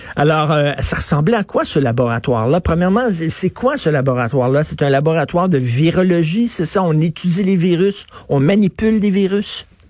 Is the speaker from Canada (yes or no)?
yes; Canada